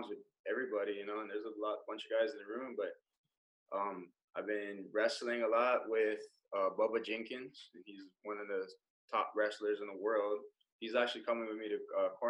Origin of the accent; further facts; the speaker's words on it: Indonesia; moved away; also born or lived in Hawaii; I'm from Indonesia